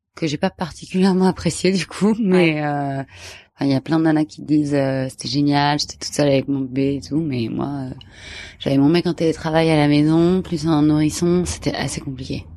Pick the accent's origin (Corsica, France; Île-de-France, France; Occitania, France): Île-de-France, France; Paris; je suis parisienne